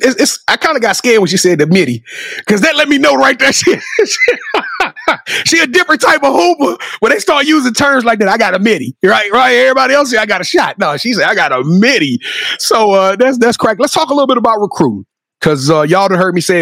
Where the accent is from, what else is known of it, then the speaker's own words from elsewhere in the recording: Louisiana, United States; I'm from Louisiana.